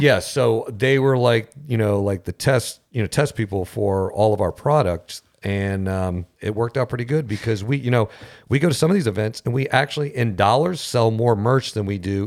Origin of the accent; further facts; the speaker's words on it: St. Cloud, United States; we're from St. Cloud